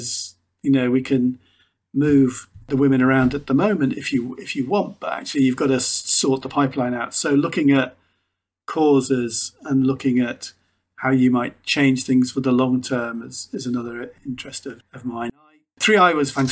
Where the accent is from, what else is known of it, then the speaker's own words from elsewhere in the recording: Liverpool, North West England, United Kingdom; moved away as an adult; also born or lived in Warwick; I was born in Toxteth in Liverpool, a fairly challenging place to be and not a natural place for directors to come from